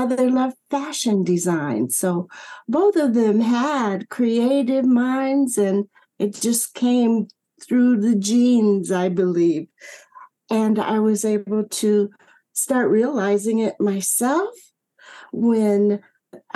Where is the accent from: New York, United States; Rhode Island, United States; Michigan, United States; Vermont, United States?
Michigan, United States; growing up in Michigan